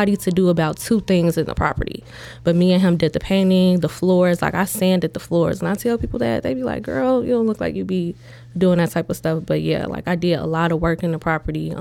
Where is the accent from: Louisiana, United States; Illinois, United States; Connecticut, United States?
Illinois, United States; South Holland; I was born and raised in South Holland.